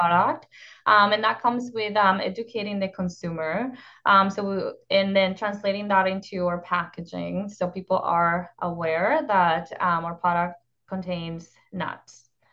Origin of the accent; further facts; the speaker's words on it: northern Mexico, Mexico; moved away; I grew up in northern Mexico in a small town, um, in the desert.